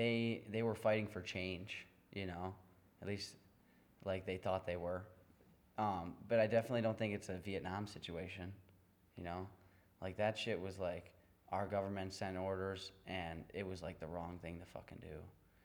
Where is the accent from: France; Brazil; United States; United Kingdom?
United States; as an American